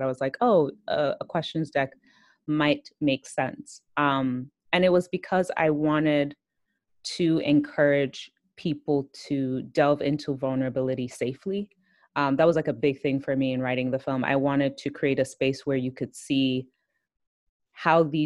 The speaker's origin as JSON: {"language": "English", "country": "Nigeria", "said": "I'm Nigerian"}